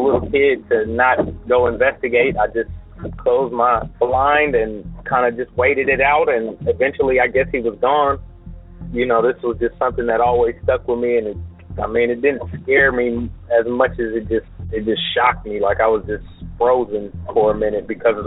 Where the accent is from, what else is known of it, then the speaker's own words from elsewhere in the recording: Columbus, Ohio, United States; My story takes place in Columbus, Ohio. This was probably, you know, early 90s. I was in the fifth grade at the time